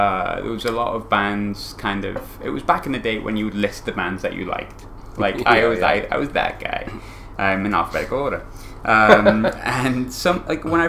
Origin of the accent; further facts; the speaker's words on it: North East England, United Kingdom; moved away; also born or lived in Glasgow; my hometown's like the Northeast, like Sunderland, Newcastle